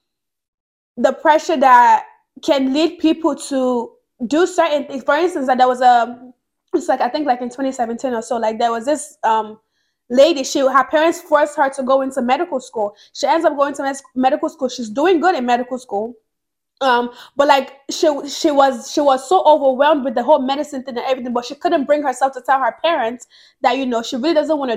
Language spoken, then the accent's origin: English; Nigeria; moved away; growing up in Nigeria, because I grew up in Nigeria